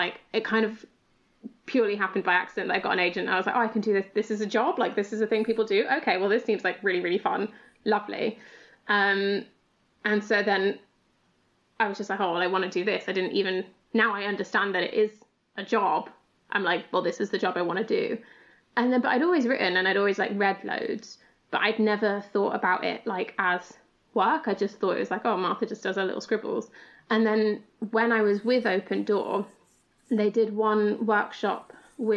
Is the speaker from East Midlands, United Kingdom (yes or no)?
yes; Lincolnshire, East Midlands, United Kingdom; I'm from Lincolnshire in the East Midlands.